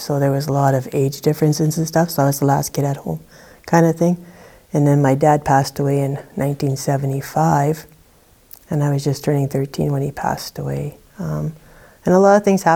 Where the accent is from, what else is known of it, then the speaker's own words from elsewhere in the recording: Thompson, Manitoba, Canada; I grew up in Thompson, Manitoba